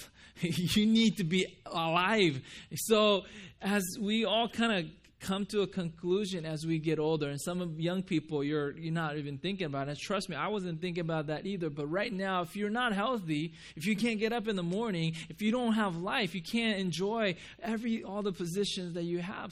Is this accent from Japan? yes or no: yes; Japan; moved away; when I grew up in Japan